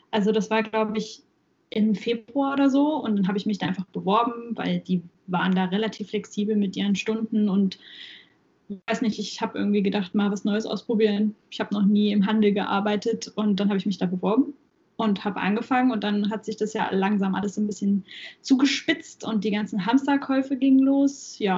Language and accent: German; Saxony-Anhalt, Germany; Und original komme ich aus Sachsen-Anhalt, aber jetzt bin ich in Thüringen.